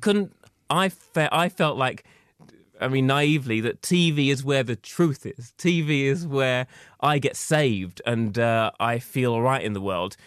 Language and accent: English; Essex, East of England, United Kingdom; I was growing up in Essex, it wasn't possible for me to be who I was